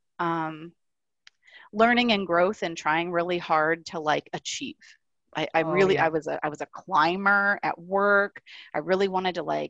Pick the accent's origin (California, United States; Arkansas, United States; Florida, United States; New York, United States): Florida, United States; South; I grew up in South Florida